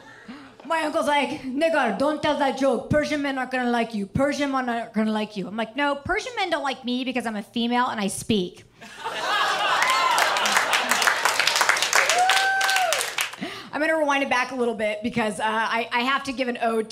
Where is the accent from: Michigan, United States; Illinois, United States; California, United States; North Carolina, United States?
California, United States; Orange County; I grew up in Orange County